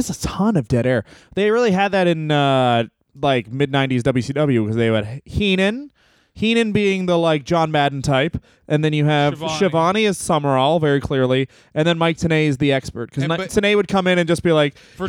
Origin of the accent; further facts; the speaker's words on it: Canada; I'm Canadian